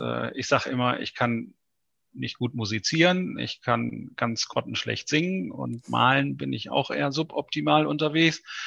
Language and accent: German; North Rhine-Westphalia, Germany; now in Buchholz in der Nordheide, Germany; ich bin ja ein Importierter. Ich komme ursprünglich gebürtig aus Ostwestfalen.